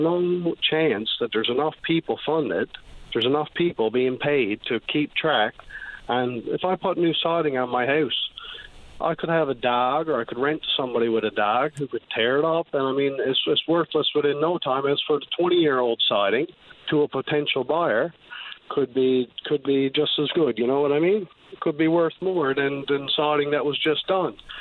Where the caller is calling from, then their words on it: Clarenville, Newfoundland and Labrador, Canada; I'm calling from Clarenville